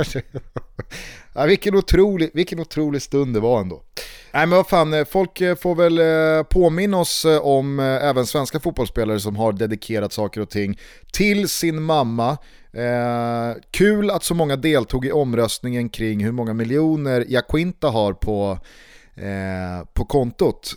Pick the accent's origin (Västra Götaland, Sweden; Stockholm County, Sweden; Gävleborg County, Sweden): Stockholm County, Sweden; Stockholm; hemma i Vällingby när jag och mamma och pappa och Isak